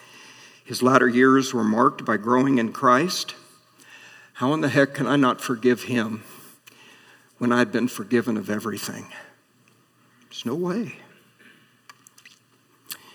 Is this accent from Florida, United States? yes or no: no; Atlantic, Iowa, United States; moved away as an adult; my hometown of Atlantic